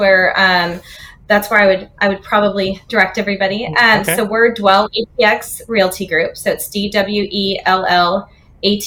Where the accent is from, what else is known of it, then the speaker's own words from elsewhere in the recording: Northern California, United States; now in Austin, United States; we're actually originally from California, Northern California